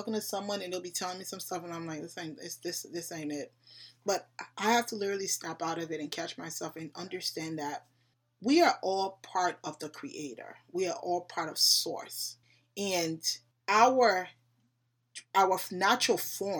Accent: Liberia; I'm African. I'm from Liberia

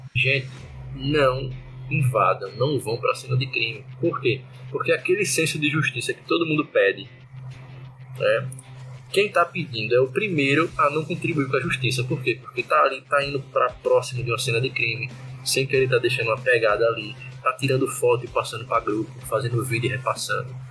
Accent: Recife, Pernambuco, Brazil; moved away; also born or lived in Alagoas; sou pernambucano, recifense

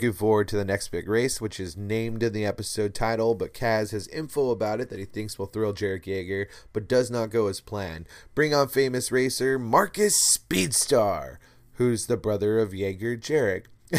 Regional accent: Liverpool, North West England, United Kingdom; I'm from Liverpool. And I do bad accents, as you know, my friends.

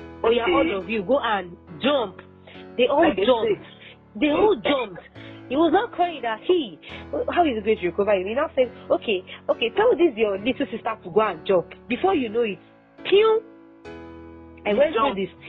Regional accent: Nigeria; As a Nigerian, you know

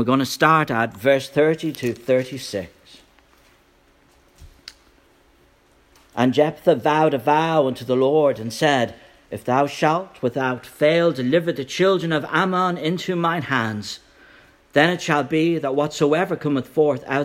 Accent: Ireland; moved away as an adult; now in United States; Last week I was an Irish immigrant, now I'm an Irish American

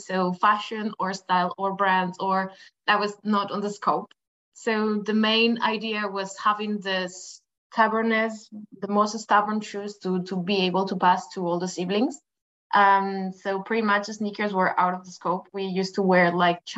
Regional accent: Madrid, Community of Madrid, Spain; English is a second language; moved away as an adult; I come from Madrid, from Spain, Madrid, and I come from a humble family from a workers neighborhood

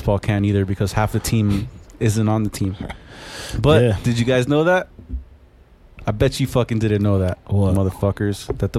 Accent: Miami, Florida, United States; I'm from here. Technically, I would say I'm from Miami at this point.

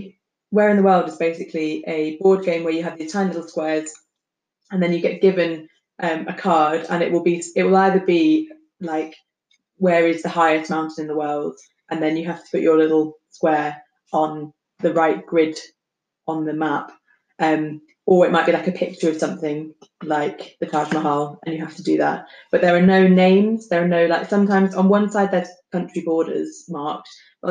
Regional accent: United States; Taking part is fun. I grew up in the States.

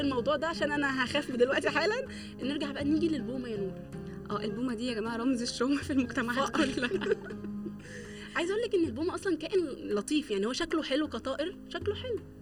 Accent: Egypt; احنا اصلا كمصريين وكعالم عربي

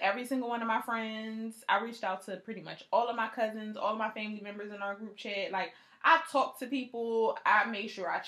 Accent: Philadelphia, Pennsylvania, United States; I'm from Philly

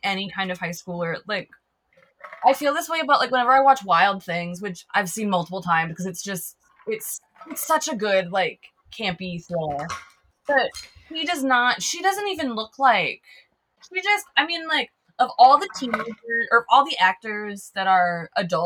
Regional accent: Twin Cities, Minnesota, United States; I live in Minneapolis, but I grew up in a suburb

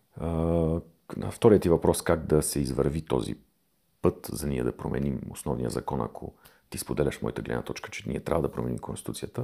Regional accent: Bulgaria; ние като българи, като народ

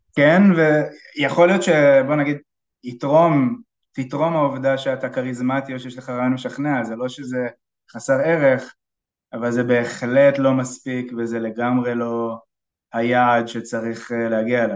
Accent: Israel; בתור ישראלי בקרן הון סיכון ישראלית

